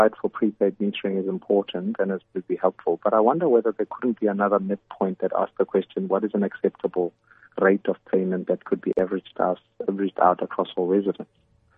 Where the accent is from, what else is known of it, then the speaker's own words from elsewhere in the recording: Soweto, Gauteng, South Africa; moved away; I grew up in Soweto